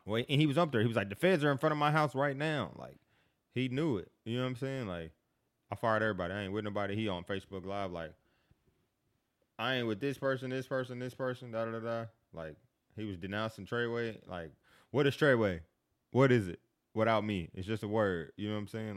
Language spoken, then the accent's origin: English; Kansas City, Missouri, United States; moved away as an adult; now in Atlanta, United States; I grew up in Kansas City